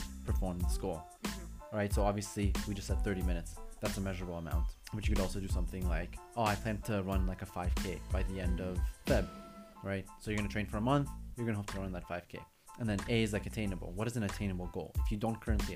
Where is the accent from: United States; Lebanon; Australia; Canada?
Canada; I'm Canadian